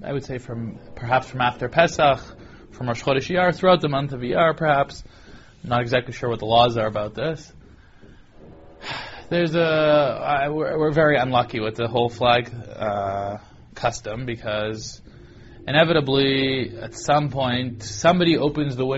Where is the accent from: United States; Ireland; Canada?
Canada; Toronto, Ontario; growing up in Toronto, attending the 8th grade